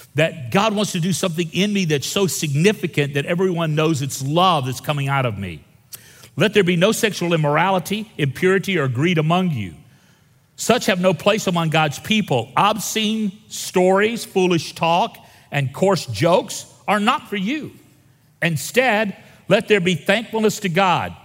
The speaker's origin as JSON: {"language": "English", "region": "Northwest Florida", "country": "United States", "tie": "born or raised there", "said": "I grew up in Northwest Florida"}